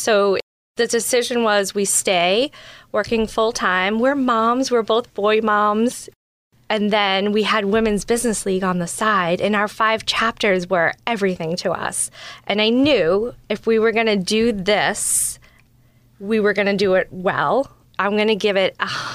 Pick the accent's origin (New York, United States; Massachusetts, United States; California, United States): Massachusetts, United States; Georgetown; also born or lived in Salem, Massachusetts; I grew up in Georgetown, Massachusetts